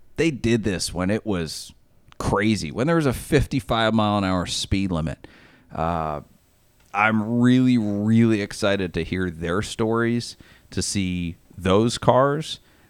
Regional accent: Maine, United States; I grew up in Maine. I do not have an accent.

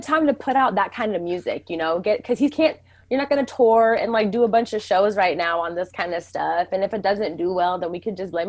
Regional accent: Mountlake Terrace, Washington, United States; who's going to know Mount Lake Terrace if you say that? I'm from Mount Lake Terrace.

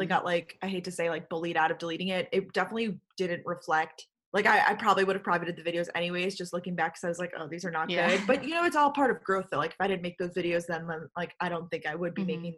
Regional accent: Long Island, New York, United States; moved away as an adult; also born or lived in Athens, Georgia / Boston; now in New York City, United States; I grew up on Long Island, New York

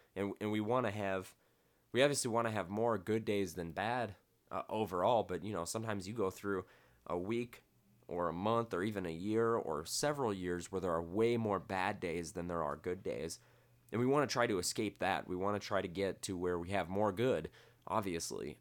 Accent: Midwest, United States; now in Las Vegas, United States; I come from the Midwest.

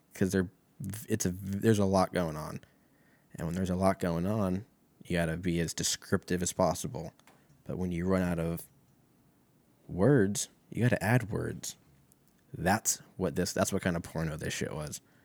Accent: Oregon, United States; I'm from Oregon.

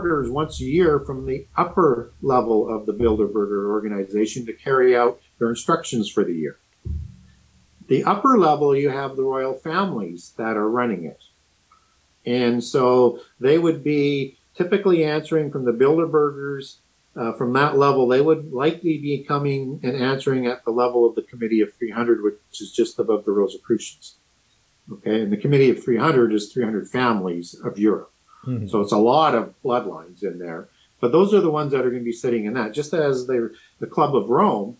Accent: Canada; I'm from Canada

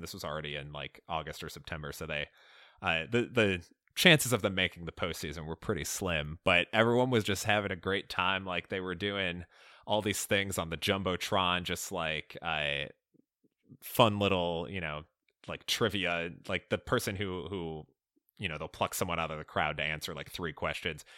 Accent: Chicago, Illinois, United States; I grew up in Chicago, so uh, Cubs fan at heart

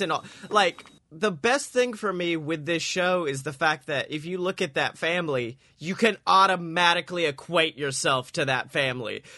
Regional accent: the South, United States; growing up in the South

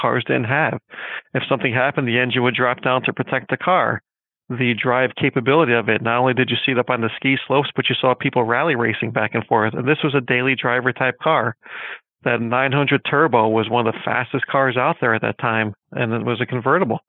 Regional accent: Northeast, United States; also born or lived in Connecticut; Growing up in the Northeast environment

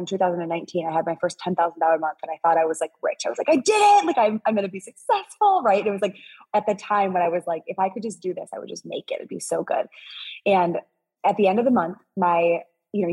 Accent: Midwest, United States; I'm from the Midwest.

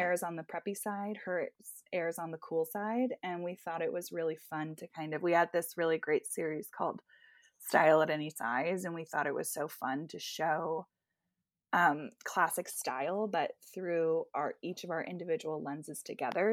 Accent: Bedminster, New Jersey, United States; I am from Bedminster, New Jersey, which is pretty much kind of golf and horse country

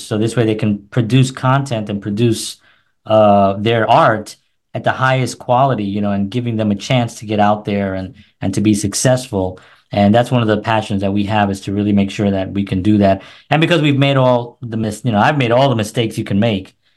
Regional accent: New York City, New York, United States; also born or lived in New Jersey; now in Nashville, United States; I'm originally from New York City. I'm from the Bronx.

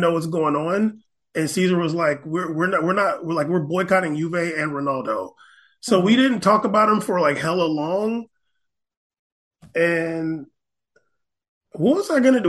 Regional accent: United States; I'm American

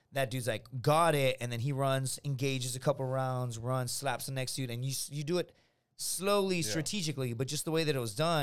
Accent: Laredo, Texas, United States; my hometown, from Laredo

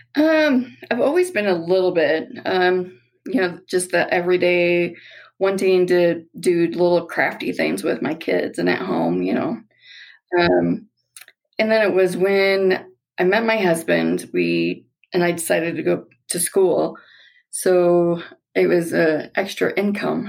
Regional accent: Nebraska, United States; moved away as an adult; also born or lived in Colorado Springs, Colorado; now in Elizabeth, United States; We're originally from Nebraska. Well, I am.

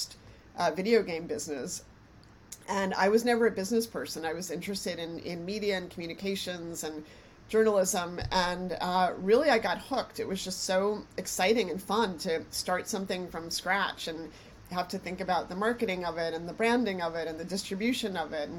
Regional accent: New York, United States; I was from New York and wanted to be back in New York

